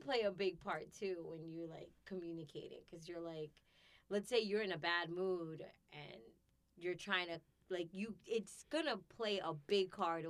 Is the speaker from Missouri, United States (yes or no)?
no; New York, United States; well, I'm from New York. This is how we are.